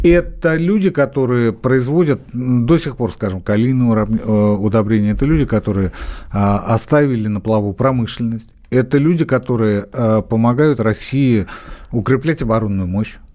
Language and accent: Russian; Belarus; Я еще поляк. Я скорее белорус. Я скорее белорус.